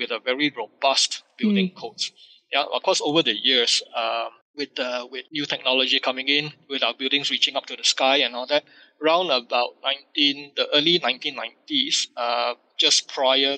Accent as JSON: {"language": "English", "country": "Malaysia"}